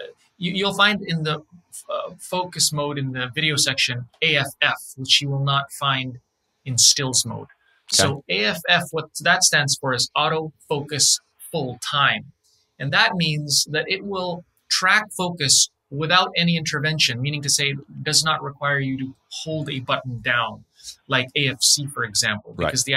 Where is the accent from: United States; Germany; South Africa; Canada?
Canada; Favorite drink. I'm a Canadian, so Tim Hortons Ice Caps.